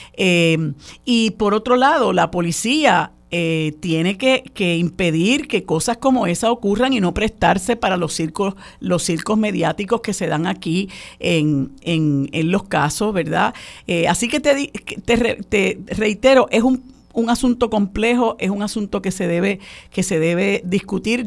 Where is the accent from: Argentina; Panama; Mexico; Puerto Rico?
Puerto Rico; nuestra identidad como puertorriqueños y puertorriqueñas